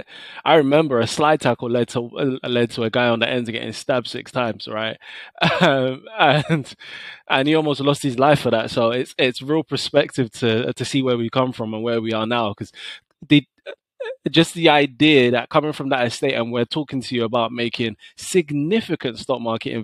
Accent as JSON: {"language": "English", "region": "London", "country": "United Kingdom", "tie": "born or raised there", "said": "I grew up in Tottenham."}